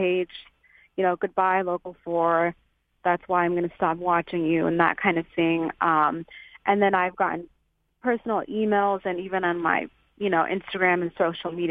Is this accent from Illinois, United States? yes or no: yes; Chicago, Illinois, United States; moved away as an adult; now in Rock Island, United States; we're from Chicago